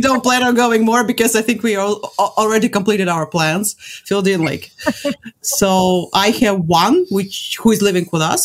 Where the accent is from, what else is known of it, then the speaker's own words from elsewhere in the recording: Latvia; I'm from Latvia